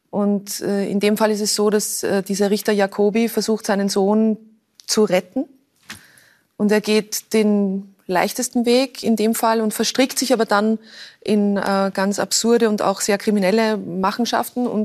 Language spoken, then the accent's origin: German; Lower Austria, Austria; Ich bin an der Donau aufgewachsen und äh, für uns der, der Weg zum Heurigen ist ein naher und oft gefahrener oder gegangener.